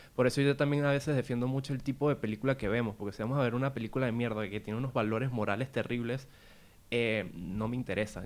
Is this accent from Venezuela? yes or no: yes; Venezuela; yo de donde vengo, que, eh, es Venezuela